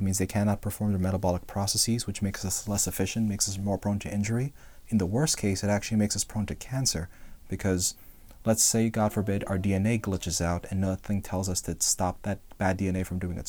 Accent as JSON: {"language": "English", "region": "Northeast", "country": "United States", "moved": "yes", "lives_now": "Texas, United States", "said": "I'm from the Northeast, right. And we have forests in the Northeast"}